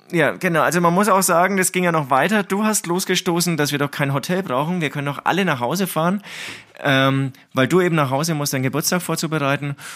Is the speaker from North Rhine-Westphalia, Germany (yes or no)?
no; Herzogenaurach, Bavaria, Germany; moved away as an adult; ich komme aus Herzogenaurach